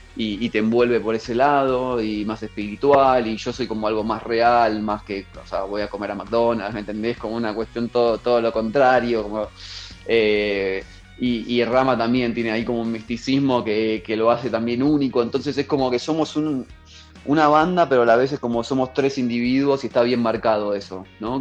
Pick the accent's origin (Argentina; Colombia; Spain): Argentina; moved away as an adult; now in Mexico; siendo argentino